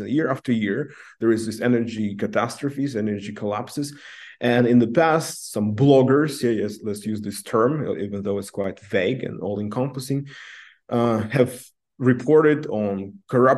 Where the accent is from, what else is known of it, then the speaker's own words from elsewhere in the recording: Namangan, Namangan Region, Uzbekistan; I come from Namangan myself, from the Fergana Valley, and growing up, I was always told that I'm from the periphery